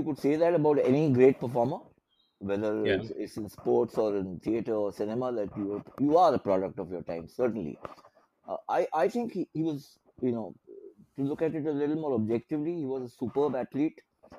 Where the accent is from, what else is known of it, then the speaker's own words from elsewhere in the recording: Mumbai, Maharashtra, India; I was born in Mumbai, brought up in Mumbai, live in Mumbai still.